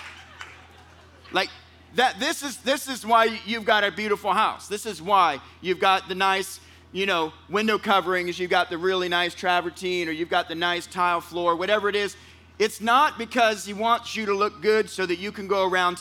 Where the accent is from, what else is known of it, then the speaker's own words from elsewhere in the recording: California, United States; I'm from California.